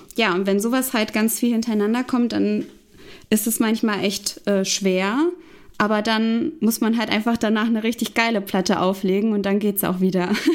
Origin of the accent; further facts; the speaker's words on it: Hanover, Lower Saxony, Germany; in Hannover, meine Heimatstadt